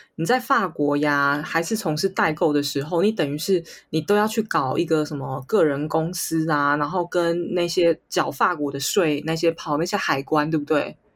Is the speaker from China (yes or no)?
no; Taiwan; 这是我台湾的一面展现出来了